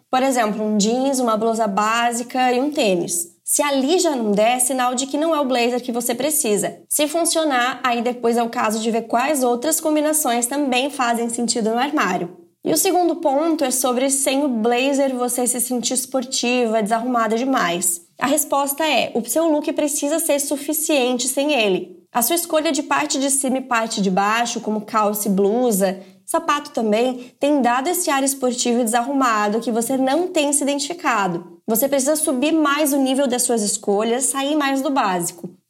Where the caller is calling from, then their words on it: Campos dos Goytacazes, Rio de Janeiro, Brazil; eu sou de Campos dos Goitacazes, Rio de Janeiro.